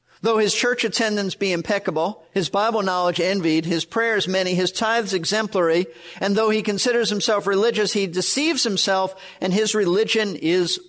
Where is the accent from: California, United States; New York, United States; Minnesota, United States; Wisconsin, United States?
New York, United States; New York City; born or raised there; moved away; also born or lived in Florida